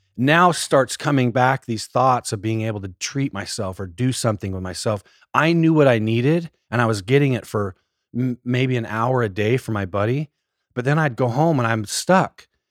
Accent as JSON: {"language": "English", "area": "small town outside Salt Lake City", "region": "Utah", "country": "United States", "tie": "born or raised there", "said": "I grew up in Utah, a little small town just outside of Salt Lake"}